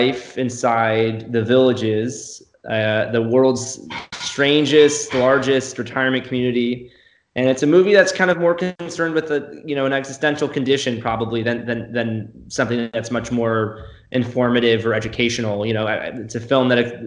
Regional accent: Florida, United States; I'm from Florida

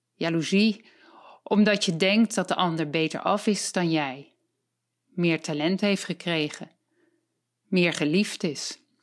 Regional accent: Voorhout, South Holland, Netherlands; ik ben 62 jaar en ik kom uit Voorhout.

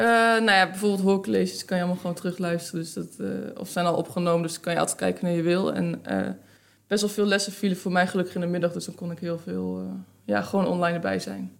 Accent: Netherlands; Nederland is toch waar ik vandaan kom

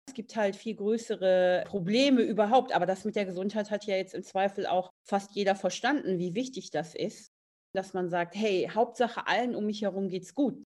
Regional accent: Essen, North Rhine-Westphalia, Germany; Ich komme ja aus Essen

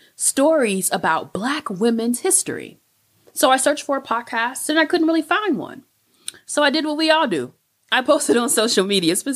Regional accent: Chicago, Illinois, United States; moved away as an adult; also born or lived in St. Louis, Missouri / Madison, Wisconsin; I am a product of the Chicago public school system

